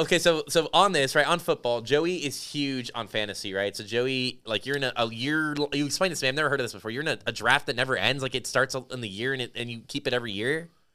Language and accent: English; Las Vegas, Nevada, United States; moved away; I grew up in Las Vegas